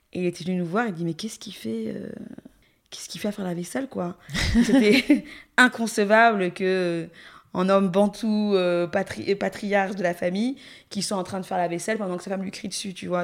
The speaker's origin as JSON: {"language": "French", "country": "Gabon", "tie": "born or raised there", "said": "en tant que gabonaise qui a entendu depuis l'enfance toutes les histoires terribles qu'on avait euh, autour de Mami Wata"}